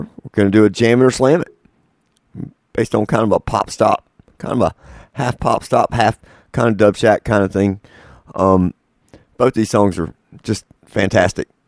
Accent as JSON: {"language": "English", "region": "North Carolina", "country": "United States", "said": "I'm from North Carolina"}